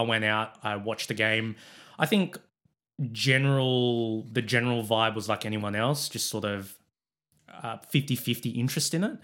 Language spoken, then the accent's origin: English; Sydney, New South Wales, Australia; I'm born and bred in Sydney